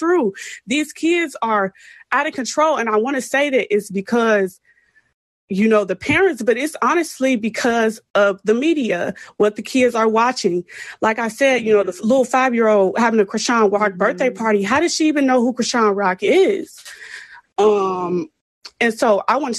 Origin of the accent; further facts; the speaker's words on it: Chicago, Illinois, United States; I'm from CPS and it's very underfunded